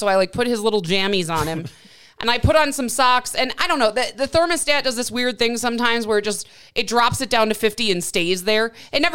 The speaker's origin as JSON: {"language": "English", "region": "Midwest", "country": "United States", "tie": "born or raised there", "also_born_or_lived": "Milwaukee, Wisconsin / Michigan", "said": "I was born and raised in the Midwest"}